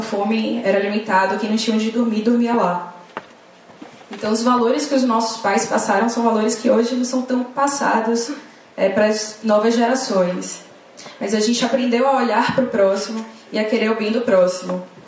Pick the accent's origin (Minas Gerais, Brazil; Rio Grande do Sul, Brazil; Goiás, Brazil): Goiás, Brazil; Goiânia; moved away as an adult; now in São Paulo, Brazil; Eu sou de Goiânia, eu vim para São Paulo fazer faculdade.